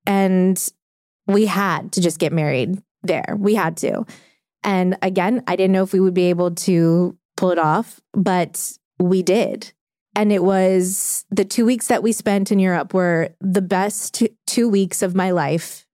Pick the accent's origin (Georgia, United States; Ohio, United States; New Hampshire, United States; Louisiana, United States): Louisiana, United States; New Orleans; We grew up together in New Orleans